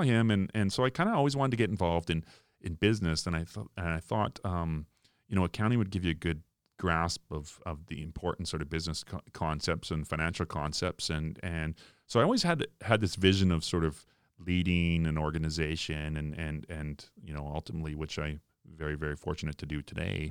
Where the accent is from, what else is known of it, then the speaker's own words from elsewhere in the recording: Foam Lake, Saskatchewan, Canada; also born or lived in Regina; I was born in Regina, but I was raised in, in a small town, Foam Lake